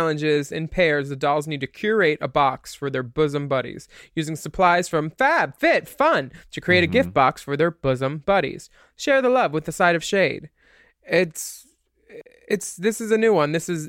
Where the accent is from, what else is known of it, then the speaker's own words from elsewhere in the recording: New York, United States; She's from, I'm from New York. I cry about it and move on.